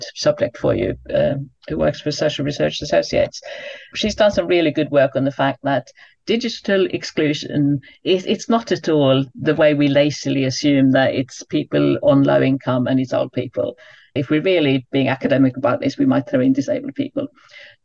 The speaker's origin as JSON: {"language": "English", "country": "United Kingdom", "said": "as a British person"}